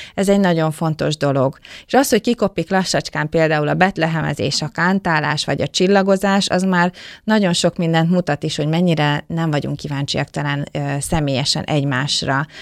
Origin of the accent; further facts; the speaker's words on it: Döge, Szabolcs-Szatmár-Bereg, Hungary; a hatalmas nagy 1100 férőhelyes dögei református templom